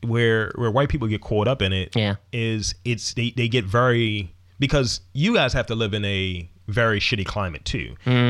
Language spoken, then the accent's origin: English; Wales, United Kingdom; I am a Welshman.